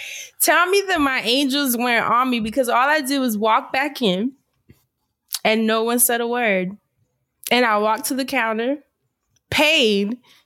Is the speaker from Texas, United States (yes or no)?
no; New York, United States; moved away; God, I'm such a New Yorker.